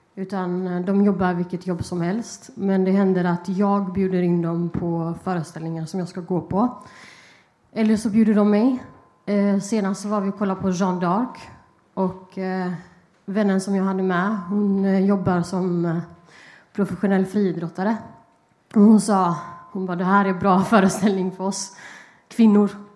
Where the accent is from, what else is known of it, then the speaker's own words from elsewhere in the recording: Gothenburg, Västra Götaland, Sweden; jag kommer från Angered